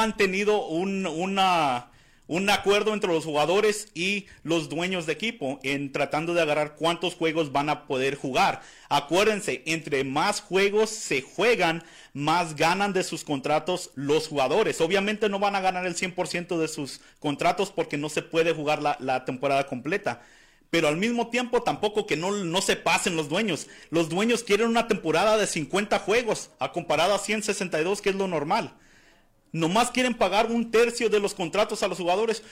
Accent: Arizona, United States; soy de aquí de Arizona

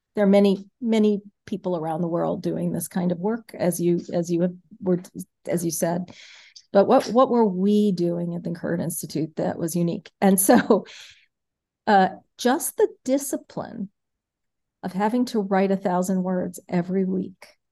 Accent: New York City, New York, United States; moved away as an adult; now in Milwaukee, United States; I grew up in New York City, um, I went to public schools in New York City

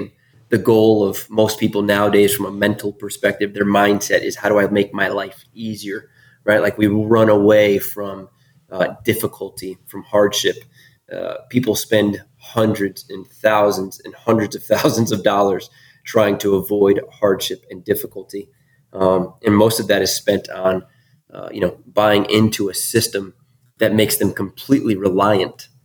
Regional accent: Northeast, United States; Born and raised in the Northeast

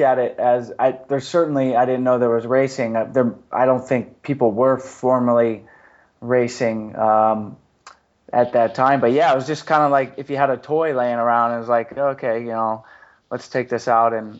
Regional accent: outside of Atlanta, Georgia, United States; moved away; also born or lived in San Diego; I actually grew up outside of Atlanta, Georgia.

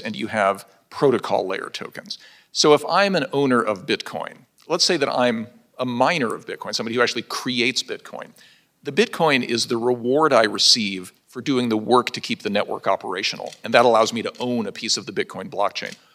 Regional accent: Pueblo, Colorado, United States; my hometown of Pueblo, Colorado

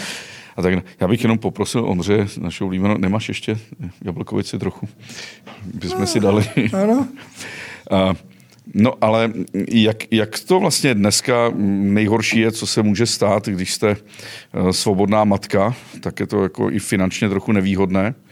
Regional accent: Cheb region, Karlovy Vary Region, Czechia; mého rodného Chebska

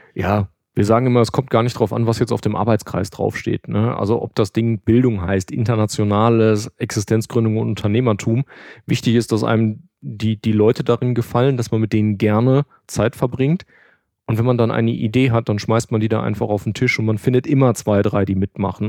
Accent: Hagen, North Rhine-Westphalia, Germany; also born or lived in Frankfurt; now in Düsseldorf, Germany; Ich bin aber auch in Hagen geboren, das ist nicht ganz so weit von hier weg

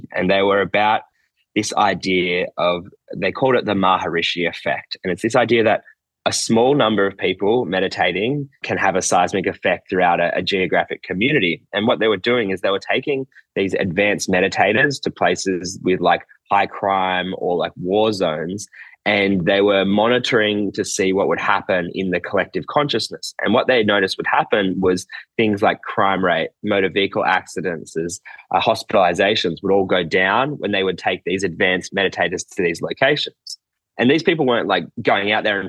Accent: Nowra, New South Wales, Australia; moved away as an adult; also born or lived in New York; I'm from a small town in the south coast of New South Wales, Australia, where I am right now, actually.

